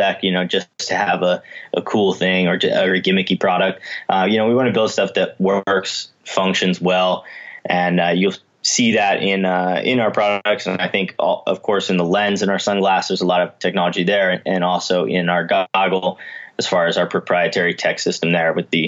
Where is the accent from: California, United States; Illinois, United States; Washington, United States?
Washington, United States; moved away as an adult; also born or lived in Colorado; I grew up in Washington State and moved to Colorado to be a ski bum when I was 18 years old